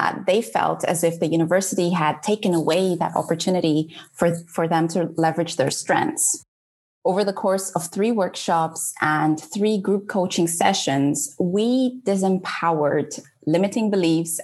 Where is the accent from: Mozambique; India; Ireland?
Mozambique; moved away as an adult; now in England; leaving behind my home country, Mozambique, my friends and family